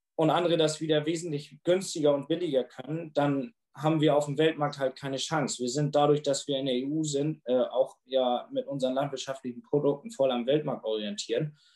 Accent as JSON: {"language": "German", "country": "Germany", "said": "bei uns in Deutschland"}